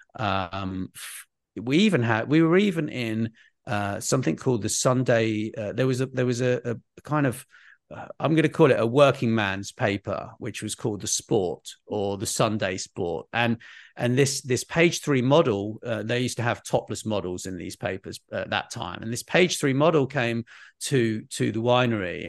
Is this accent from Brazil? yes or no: no; United Kingdom